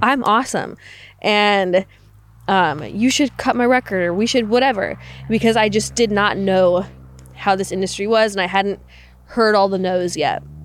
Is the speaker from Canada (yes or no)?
yes; Canada; moved away; I grew up in Canada